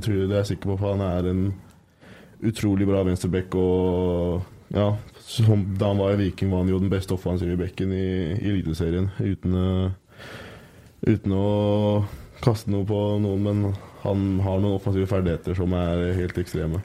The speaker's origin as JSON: {"language": "Norwegian", "town": "Skagen", "region": "North Denmark Region", "country": "Denmark", "second_language": "Norwegian", "moved": "yes", "lives_now": "Trondheim, Norway", "said": "jeg kommer jo fra Skagen sjøl i, i, Danmark"}